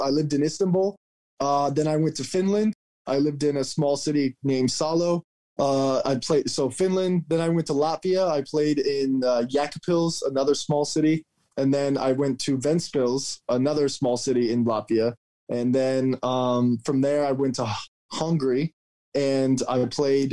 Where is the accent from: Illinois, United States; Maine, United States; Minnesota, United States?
Maine, United States; moved away as an adult; I'm from Maine